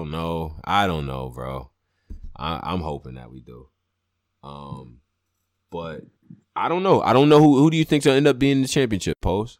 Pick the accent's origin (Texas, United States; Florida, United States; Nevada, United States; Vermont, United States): Nevada, United States; Las Vegas; But nah, I ain't no fucking hometown. I'm from Vegas, yo. This my team.